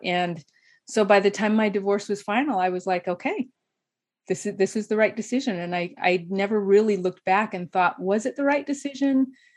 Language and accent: English; southeast Idaho, United States; moved away as an adult; also born or lived in Atlanta, Georgia; now in Utah, United States; in Idaho, we, in the southeast where I grew up